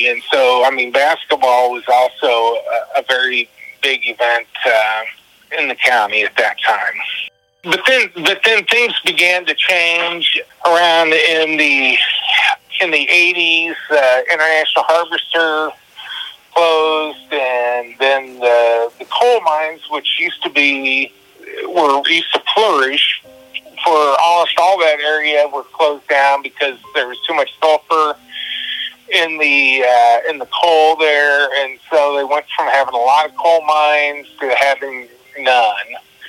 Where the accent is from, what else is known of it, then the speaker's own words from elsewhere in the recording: Lewistown, Illinois, United States; I grew up in Lewistown.